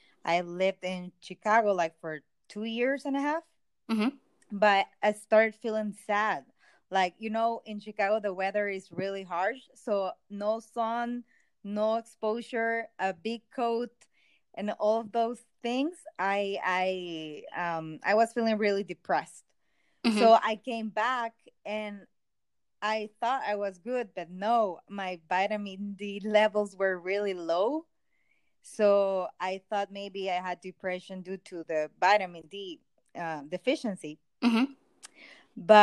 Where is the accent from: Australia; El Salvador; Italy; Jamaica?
El Salvador; English is a second language; Well, I'm from El Salvador, and I'm a doctor, but right now I'm working as a baker.